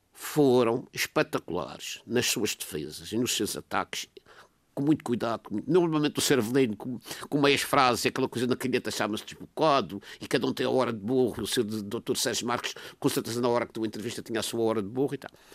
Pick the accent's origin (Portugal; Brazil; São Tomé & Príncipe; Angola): Portugal; Madeira; eu como madeirense. Eu já estou velho